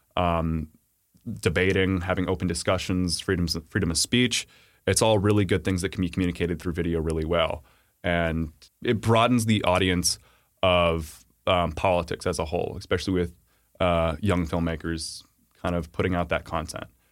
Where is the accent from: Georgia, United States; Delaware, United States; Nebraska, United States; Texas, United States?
Texas, United States; growing up in Texas